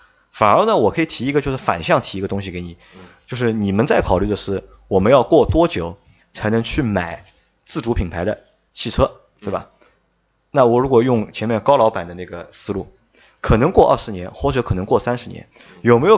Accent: China; 我们觉得就是我们是中国人，我们去买中国人自己的品牌可能更爱国

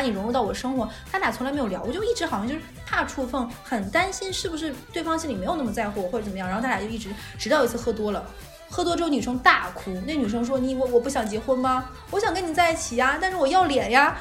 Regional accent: Northeast China, China; 我们东北人

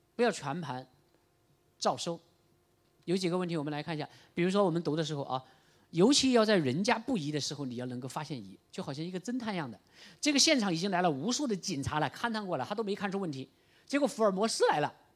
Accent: Chaozhou, Guangdong, China; 我们潮州人吃的牛肉丸那么大

